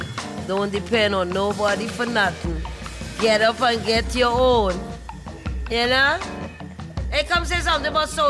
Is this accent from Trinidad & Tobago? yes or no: yes; Trinidad & Tobago; now in Baltimore, United States; I came from Trinidad and Tobago, and I ended up in Baltimore, Maryland, and this is where I've been since.